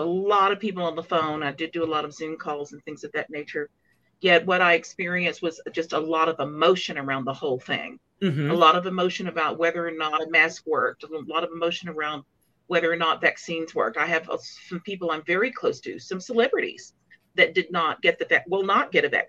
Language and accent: English; Dallas, Texas, United States; I grew up in Dallas